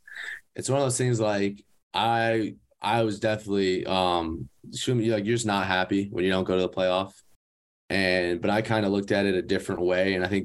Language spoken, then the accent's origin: English; Michigan, United States; moved away as an adult; because I grew up in Michigan.